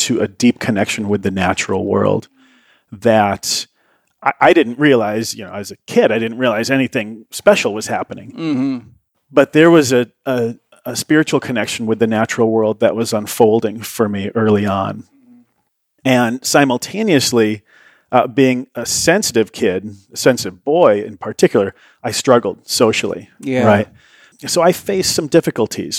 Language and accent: English; South Bend, Indiana, United States; I grew up in a little town called South Bend, Indiana, home of Notre Dame football